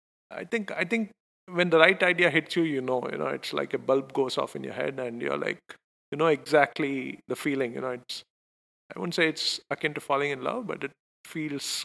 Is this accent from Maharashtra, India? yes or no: no; Bangalore, Karnataka, India; I'm Indian, so it was like natural for me to just go back home. And I'm very fortunate to be from Bangalore